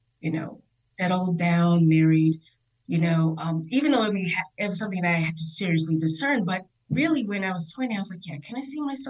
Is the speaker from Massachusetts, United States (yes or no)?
no; Virginia Beach, Virginia, United States; I grew up in Virginia Beach, Virginia. I am a Navy brat